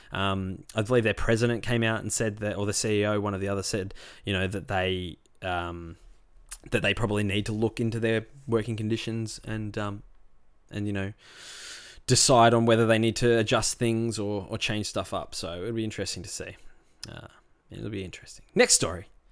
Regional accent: Rosebud, Victoria, Australia; I grew up on the Mornington Peninsula is the next question, um, down in Rosebud.

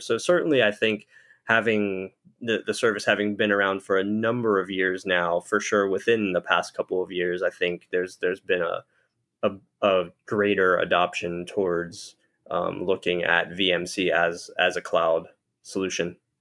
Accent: Pittsburgh, Pennsylvania, United States; I grew up in Pittsburgh, Pennsylvania

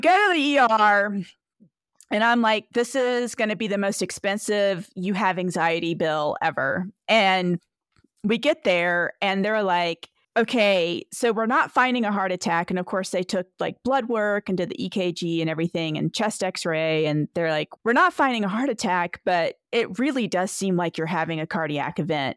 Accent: Edenton, North Carolina, United States; now in Victor, United States; I am originally from Edenton, North Carolina.

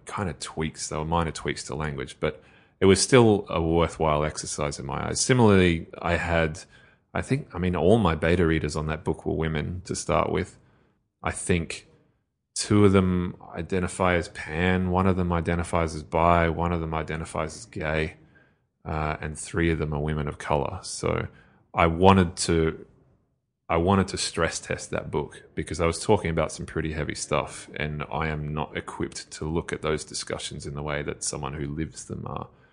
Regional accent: Australia; as an Australian

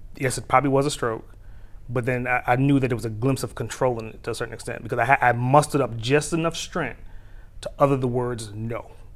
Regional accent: New York City, New York, United States; now in Atlanta, United States; I'm a native New Yorker, so I, I speak with a particular speed

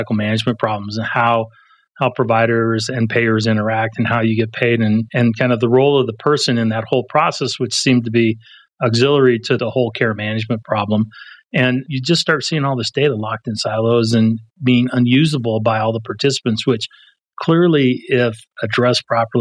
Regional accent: Pueblo, Colorado, United States; I grew up in Pueblo, Colorado

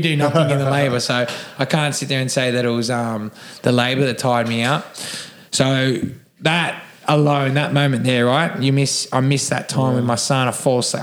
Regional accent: Cronulla, New South Wales, Australia; I am from Cronulla. I was born and raised here

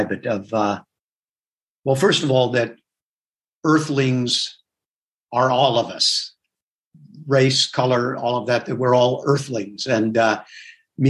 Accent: Southern California, United States; born or raised there; also born or lived in Manchester, New Hampshire / New York

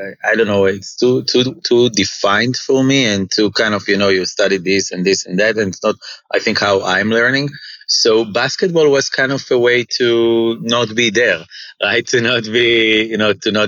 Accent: Israel; also born or lived in Jerusalem, Israel / Kfar Saba, Israel; I grew up in Israel. I was born in Jerusalem, actually.

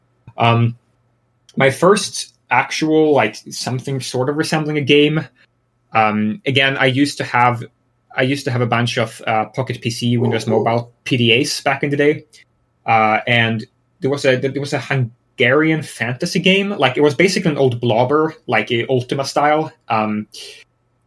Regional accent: Sweden; moved away as an adult; now in United States; I'm originally from Sweden. I moved to the US about almost 6 years ago now. But I've lived in Sweden all my life.

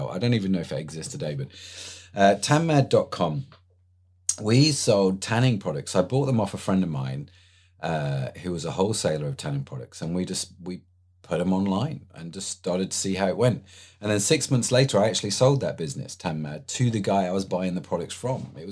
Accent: England, United Kingdom; Obviously, I'm English, so I'm gonna I'm gonna go with Lewis.

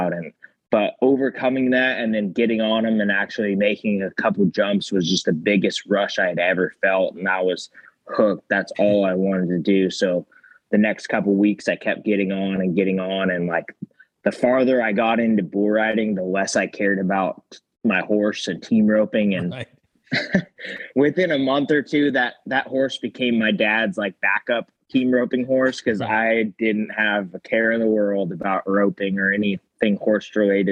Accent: Salinas, California, United States; I grew up in Salinas, California

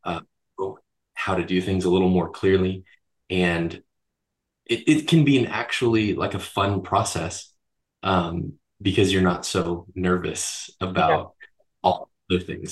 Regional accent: Florida, United States; moved away as an adult; now in Boise, United States; I was born and raised in Florida

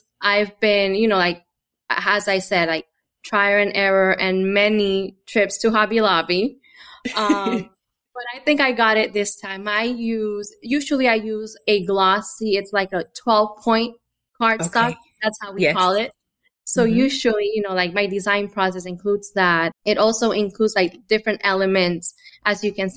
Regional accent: Honduras; moved away; I'm from Honduras

